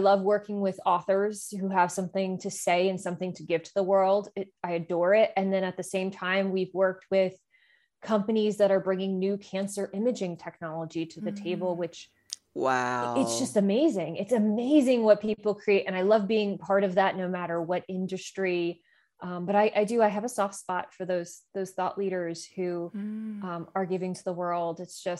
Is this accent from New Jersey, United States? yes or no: yes; New Jersey, United States; I'm, you know, born and raised in New Jersey, though I have been told repeatedly that I do not have a Jersey accent